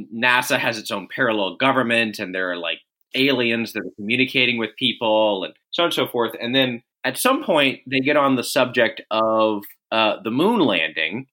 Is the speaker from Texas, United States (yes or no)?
yes; Austin, Texas, United States; I'm from Austin. I remember Alex Jones watching him when I was in middle school and junior high